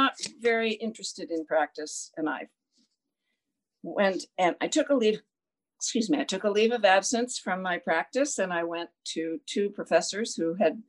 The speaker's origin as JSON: {"language": "English", "region": "California", "country": "United States", "tie": "born or raised there", "said": "I grew up in California"}